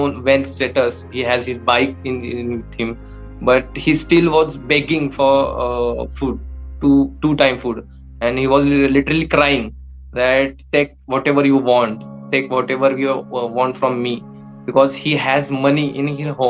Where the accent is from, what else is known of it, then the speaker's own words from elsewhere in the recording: Satara, Maharashtra, India; I'm from Satara, from Maharashtra.